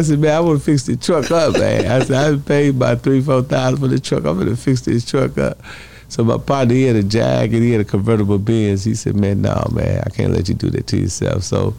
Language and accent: English; Chicago, Illinois, United States; now in Milwaukee, United States; I think it kind of upset a lot of my brothers in Chicago, but I'm from Chicago. So, but you know, I'm a Milwaukee dude.